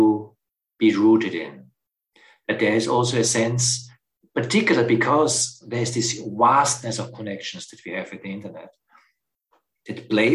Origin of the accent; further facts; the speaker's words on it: Austria; moved away; I'm originally from Austria, and I have a very strong relationship to the Alps